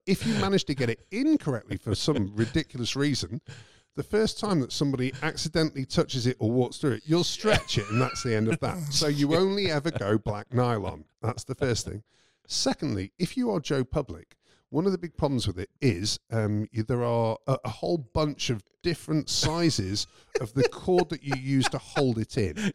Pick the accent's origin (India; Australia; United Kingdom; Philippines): United Kingdom; moved away; I'm British